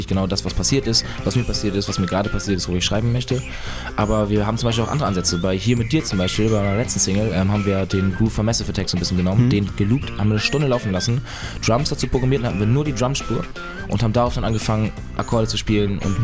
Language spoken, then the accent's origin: German; Northern Germany, Germany; moved away as an adult; now in Munich, Germany; versuche ich auch so oft es geht, irgendwie in den Norden zurück